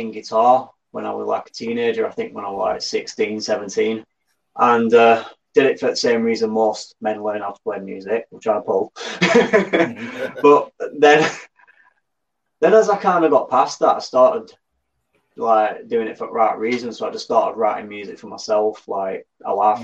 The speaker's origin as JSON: {"language": "English", "town": "Burnley", "region": "North West England", "country": "United Kingdom", "said": "So I'm from the UK, obviously, but the north of the United Kingdom, so I'm from an area called Burnley, which is in Lancashire."}